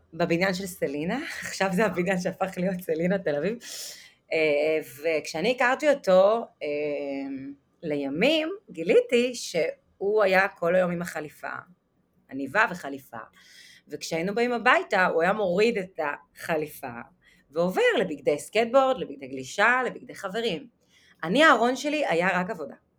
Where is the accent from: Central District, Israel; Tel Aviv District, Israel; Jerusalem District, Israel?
Central District, Israel; Netanya; נולדתי בנתניה, למשפחה דתייה